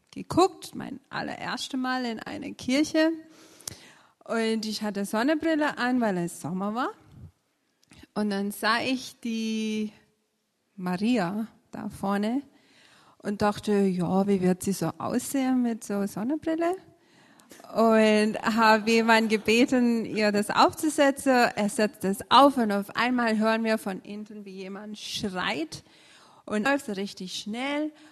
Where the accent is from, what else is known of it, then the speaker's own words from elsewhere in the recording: India; now in Lauchringen, Germany; ich komme aus Indien, lebe seit 2000 in Lauchringen.